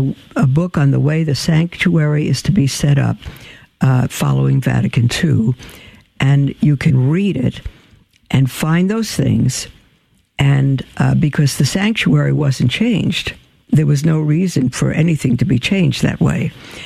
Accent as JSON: {"language": "English", "town": "Tulsa", "region": "Oklahoma", "country": "United States", "lives_now": "Beloit, United States", "said": "I came from Tulsa. We're in Beloit, Kansas now, and I haven't yet had experience with Catholic Charities in the Diocese of Salina."}